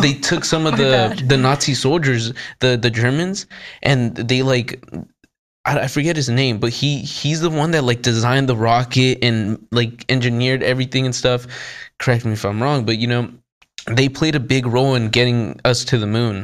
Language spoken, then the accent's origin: English; United States; I'm American